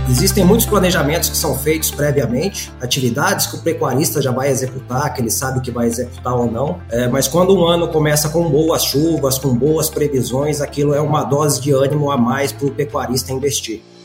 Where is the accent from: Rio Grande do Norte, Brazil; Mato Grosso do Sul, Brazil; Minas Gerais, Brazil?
Mato Grosso do Sul, Brazil; Campo Grande; sou campo-grandense de nascimento